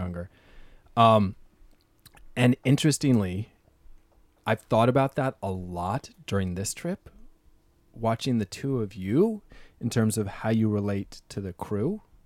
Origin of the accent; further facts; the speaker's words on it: East Coast, United States; moved away as an adult; now in San Francisco, United States; I'm an East Coast sailor. I grew up sailing on the Bay.